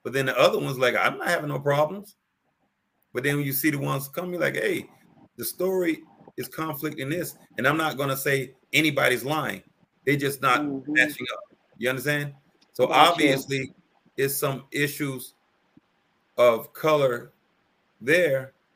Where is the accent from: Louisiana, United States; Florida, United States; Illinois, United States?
Florida, United States; Miami; I grew up in Miami, Florida